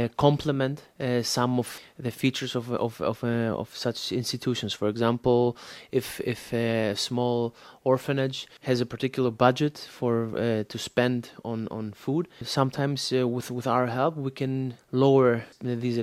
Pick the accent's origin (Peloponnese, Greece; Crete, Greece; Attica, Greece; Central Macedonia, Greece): Central Macedonia, Greece; Thessaloniki; now in Athens, Greece; I live now in Athens, Greece, but actually I come from Thessaloniki